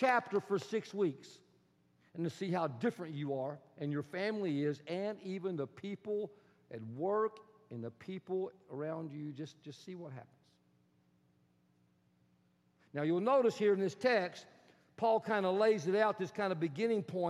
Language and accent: English; Texas, United States; accent: Texan; I am Texan